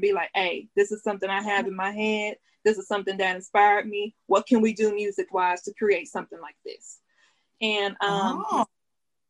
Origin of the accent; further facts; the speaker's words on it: Dallas, Texas, United States; I'm from Dallas. It's a part in Dallas called Oak Cliff, Texas